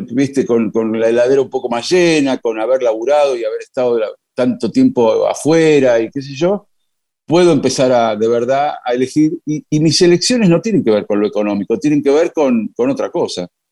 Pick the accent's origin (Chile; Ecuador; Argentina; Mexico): Argentina